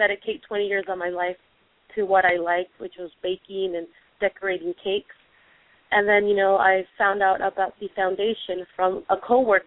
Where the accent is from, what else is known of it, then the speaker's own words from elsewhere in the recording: Vista, California, United States; my parents are originally from Mexico. I was born here in the United States. We ended up in the city of Vista here in San Diego